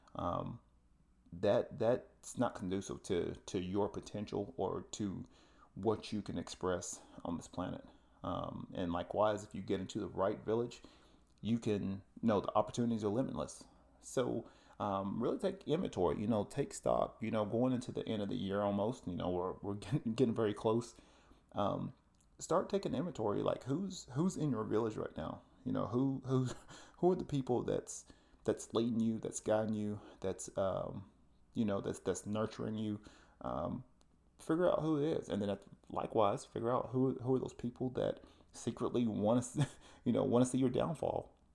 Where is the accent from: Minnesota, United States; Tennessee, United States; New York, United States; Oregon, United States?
Tennessee, United States; moved away; I'm originally from the South and, uh, from the Tennessee area